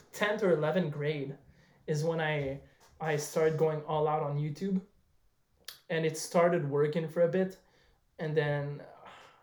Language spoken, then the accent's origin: English; Montreal, Quebec, Canada; I'm from Montreal